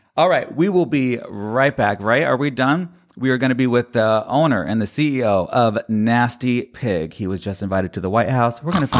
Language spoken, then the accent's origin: English; the South, United States; I am from the South, and my father is a fisherman who cooks smoke mullet, so I was impersonating myself.